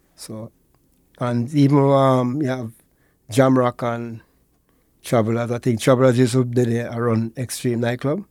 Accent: Portmore, Saint Catherine, Jamaica; born and raised in Portmore

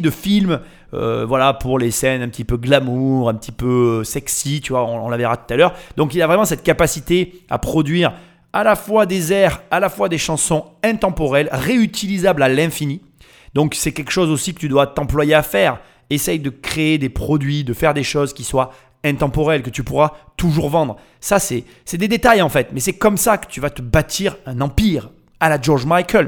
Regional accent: France

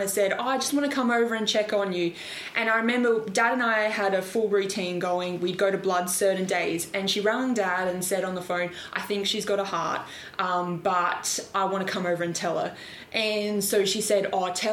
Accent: Adelaide, South Australia, Australia; moved away as an adult; now in Melbourne, Australia; I'm originally from Adelaide, so I live in Melbourne now

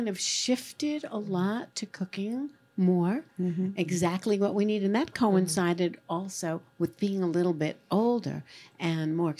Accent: New York, United States; now in Tucson, United States; I'm also from New York

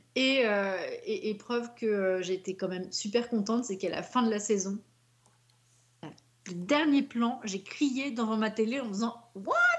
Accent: Paris, Île-de-France, France; je suis de Paris

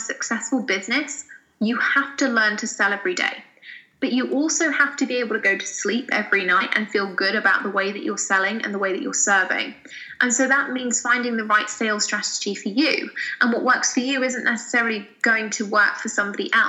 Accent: United Kingdom; I have a cup of tea because I'm British.

